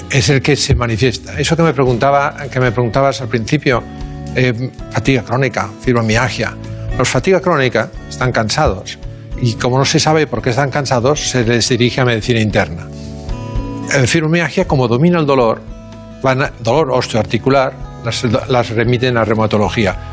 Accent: Barcelona, Catalonia, Spain; born or raised there

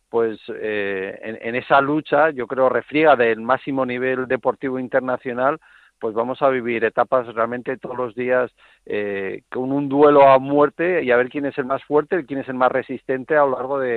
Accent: Spain; como español

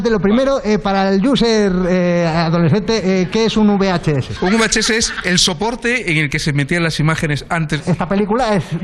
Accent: Madrid, Community of Madrid, Spain; Yo es que soy de Madrid.

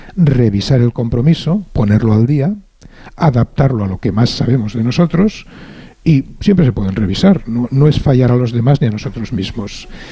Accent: Barcelona, Catalonia, Spain; como catalán barcelonés

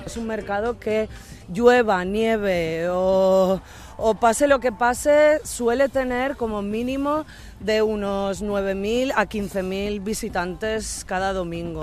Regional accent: Valencian Community, Spain; now in Berlin, Germany; somos valencianos

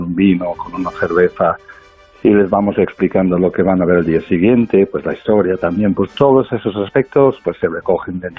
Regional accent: United Kingdom; now in Spain; yo mismo soy británico.

